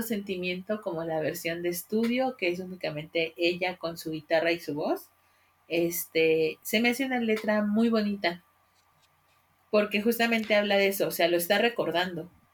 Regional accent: Mexico; como mexicanos

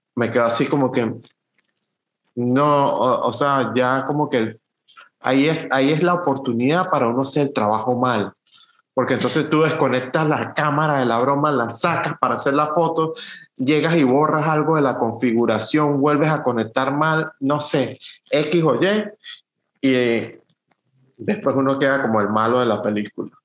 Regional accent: Venezuela; moved away; nosotros como fotógrafos venezolanos

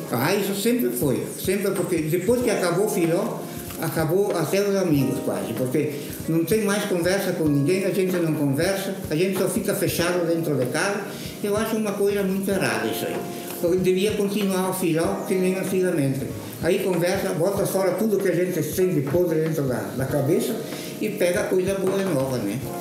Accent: Caxias do Sul, Rio Grande do Sul, Brazil; moro aqui há 80 anos, nasci em São João da Quartalera

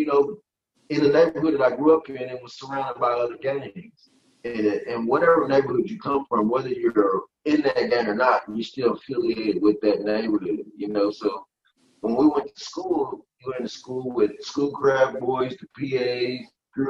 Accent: Detroit, Michigan, United States; also born or lived in West Virginia; My mom moved me from West Virginia to Detroit.

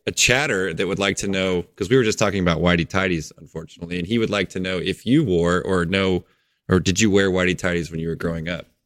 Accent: Springfield, Missouri, United States; I'm from Missouri too. I'm down kinda where the Springfield area is

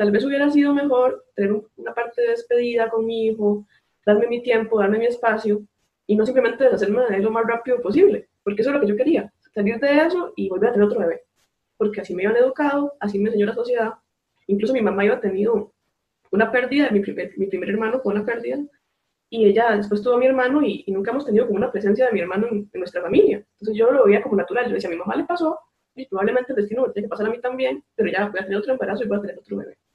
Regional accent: San Carlos, Alajuela, Costa Rica; soy de San Carlos, Costa Rica.

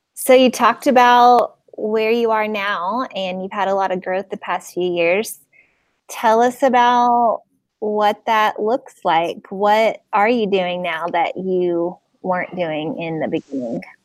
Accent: Nashville, Tennessee, United States; I'm from Nashville

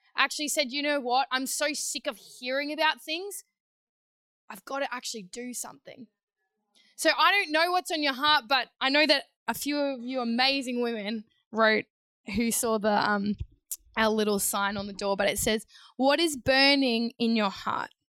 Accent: Queensland, Australia; also born or lived in New South Wales; I was living in New South Wales at the time, Queensland girl, but grew up um, for a short period in New South Wales

